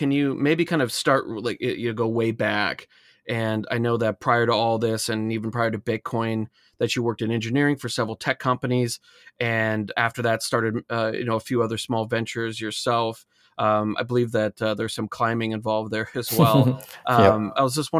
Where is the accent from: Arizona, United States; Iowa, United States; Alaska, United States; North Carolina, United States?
Alaska, United States; I said, I'm not specifically climbing, but I grew up in Alaska.